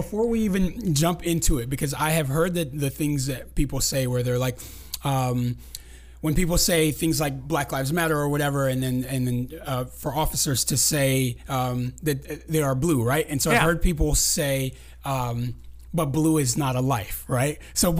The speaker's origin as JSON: {"language": "English", "region": "West Coast", "country": "United States", "said": "Because I'm from the West Coast."}